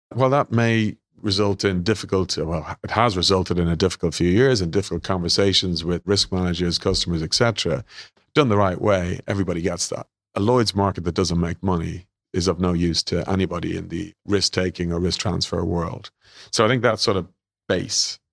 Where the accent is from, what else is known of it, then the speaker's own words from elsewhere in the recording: Ireland; accent: Irish; moved away as an adult; also born or lived in London / Sydney; I'm Irish, as you guys will hear